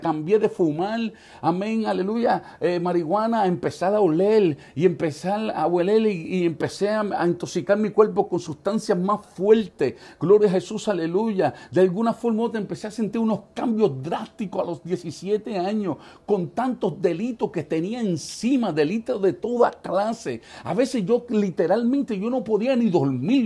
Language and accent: Spanish; New York City, New York, United States; en el año 1976 en la ciudad de Manhattan eh, eh, eh, nació